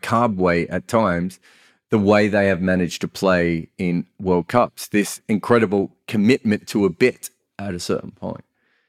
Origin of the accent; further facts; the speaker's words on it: Australia; I was a young Australian fan